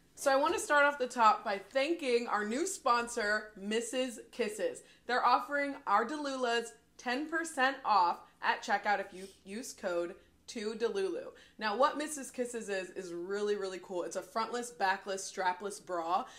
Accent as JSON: {"language": "English", "town": "Louisville", "region": "Kentucky", "country": "United States", "said": "we're from Louisville. They call it Kentuckiana."}